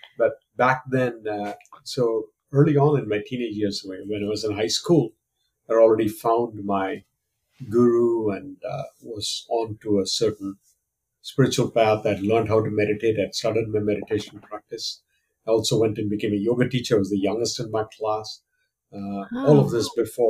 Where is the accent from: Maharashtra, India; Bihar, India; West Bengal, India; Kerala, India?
Kerala, India; moved away as an adult; also born or lived in Tiruchirappalli, India / Kolkata, India; now in United States; I was born and raised in India. I'm originally from the southern Indian state of Kerala, which is where my family is from